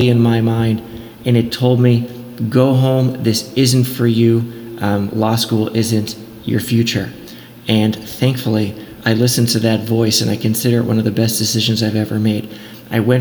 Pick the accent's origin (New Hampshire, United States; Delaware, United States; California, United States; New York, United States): California, United States; Los Angeles; moved away as an adult; also born or lived in Charlottesville, Virginia; I was born and raised in Los Angeles in the neighborhood of Westwood, and I grew up just a few blocks from UCLA